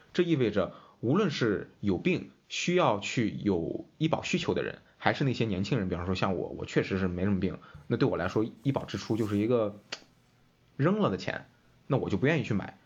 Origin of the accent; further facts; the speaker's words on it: Qingdao, Shandong, China; 我是青岛人